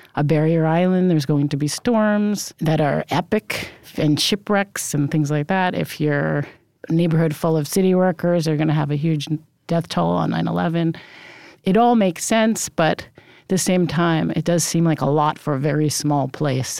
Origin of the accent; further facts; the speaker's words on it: New York City, New York, United States; also born or lived in Brooklyn; Yes, I absolutely grew up in Rockaway, although I was born in Brooklyn, but we moved when I was very small